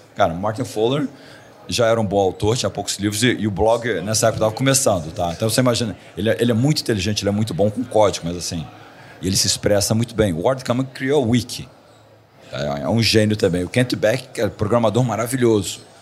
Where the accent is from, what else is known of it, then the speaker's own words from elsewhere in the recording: Rio de Janeiro, Brazil; moved away as an adult; also born or lived in Silicon Valley / Miami; era no Rio, que é a minha cidade natal